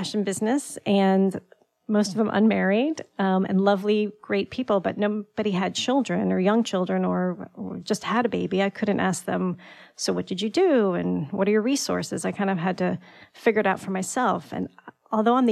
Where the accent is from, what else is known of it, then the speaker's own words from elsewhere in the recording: Greenwich, Connecticut, United States; also born or lived in New York; I grew up in Greenwich, and I went to school in New York